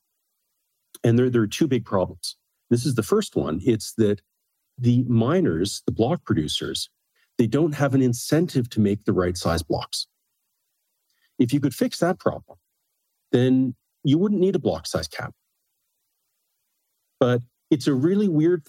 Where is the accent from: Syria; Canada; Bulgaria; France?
Canada; moved away as an adult; also born or lived in Berkeley, United States / Beijing, China; I'm Canadian